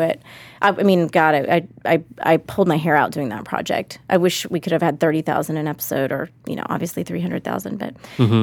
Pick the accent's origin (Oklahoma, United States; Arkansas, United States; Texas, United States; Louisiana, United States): Texas, United States; Austin; Austin's my hometown